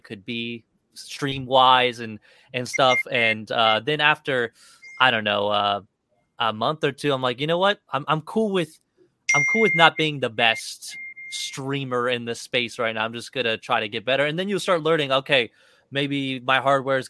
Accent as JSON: {"language": "English", "region": "Kansas", "country": "United States", "tie": "born or raised there", "said": "I moved to Kansas pretty young. So I grew up in Kansas most of my life."}